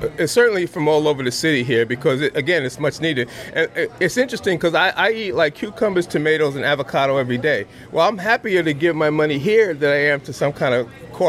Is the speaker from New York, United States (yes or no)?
yes; New York City, New York, United States; now in Albany, United States; the place I grew up in Brooklyn, near Prospect Park, if anybody knows Brooklyn, was beautiful. Between 64 and 68, we had 13 rooms, and I grew up with my aunts and uncles.